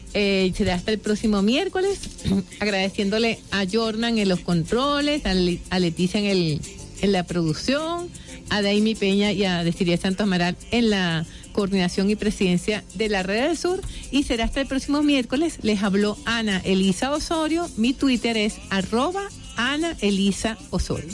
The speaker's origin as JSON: {"language": "Spanish", "country": "Venezuela", "said": "somos los venezolanos y las venezolanas"}